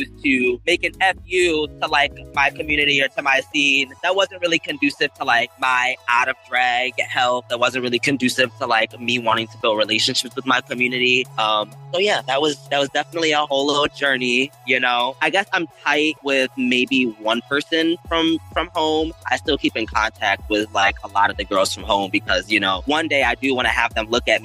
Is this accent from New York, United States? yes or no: yes; Rochester, New York, United States; moved away as an adult; now in Los Angeles, United States; I moved from Rochester, New York. You know, like Niagara Falls, Buffalo, that part of New York.